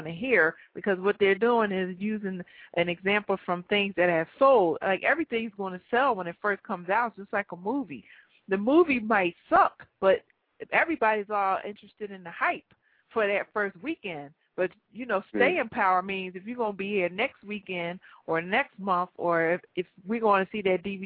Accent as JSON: {"language": "English", "town": "Philadelphia", "region": "Pennsylvania", "country": "United States", "said": "I'm from Philly"}